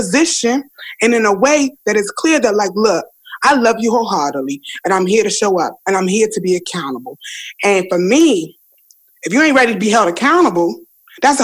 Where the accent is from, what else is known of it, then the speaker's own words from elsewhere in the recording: Washington, District of Columbia, United States; I'm born and raised in Washington, D.C.